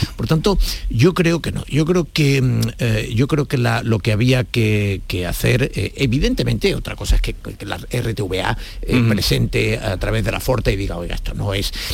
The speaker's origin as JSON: {"language": "Spanish", "region": "Andalusia", "country": "Spain", "said": "yo no me siento ofendida como andaluza"}